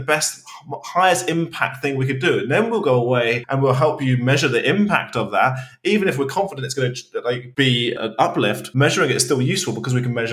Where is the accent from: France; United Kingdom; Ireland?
United Kingdom; as a British person